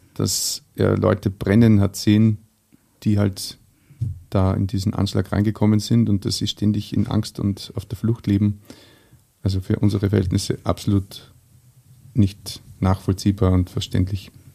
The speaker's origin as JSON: {"language": "German", "country": "Austria", "said": "als Österreicher"}